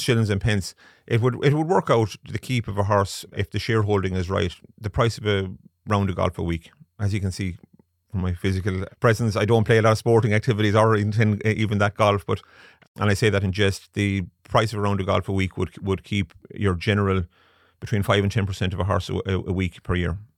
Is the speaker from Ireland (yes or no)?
yes; Galway, Connacht, Ireland; Born and bred in Galway. I like to think I'm a proud Galway man